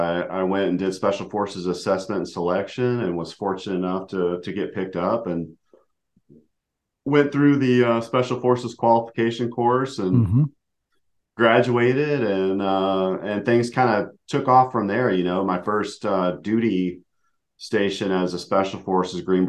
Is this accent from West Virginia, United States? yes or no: yes; Huntington, West Virginia, United States; born and raised in Huntington, West Virginia, small little town in the South